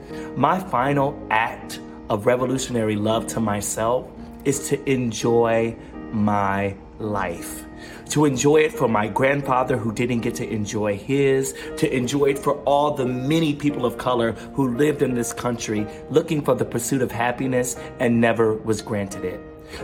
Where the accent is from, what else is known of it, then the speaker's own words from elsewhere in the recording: the South, United States; I grew up in the Black Evangelical South where therapists were only for crazy people.